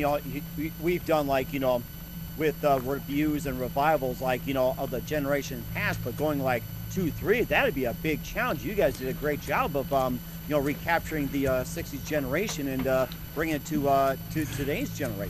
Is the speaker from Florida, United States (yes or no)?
no; Racine, Wisconsin, United States; I was growing up in Racine, and we live in a duplex